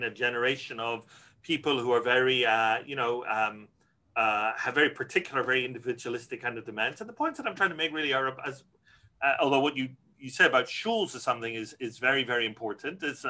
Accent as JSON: {"language": "English", "town": "Glasgow", "region": "Scotland", "country": "United Kingdom", "tie": "born or raised there", "moved": "yes", "said": "I grew up in Glasgow, Scotland, a community that's declined a lot for demographic reasons"}